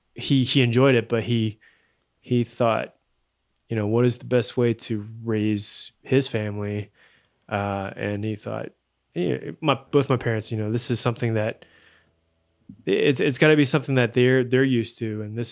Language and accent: English; New York, United States; born there; moved away; I was born in New York.